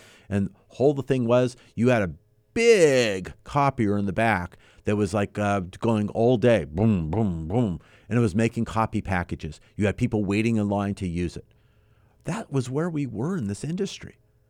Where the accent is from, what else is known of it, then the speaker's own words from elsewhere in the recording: San Fernando Valley, California, United States; Got my start in Southern California, born and raised in the San Fernando Valley, eventually in the west end of the valley.